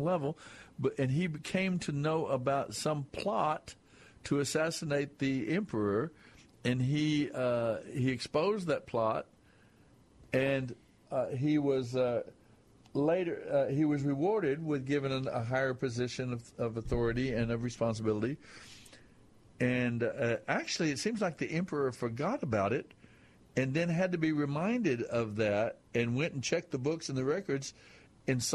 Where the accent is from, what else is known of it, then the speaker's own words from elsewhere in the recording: West Texas, United States; I was raised in West Texas.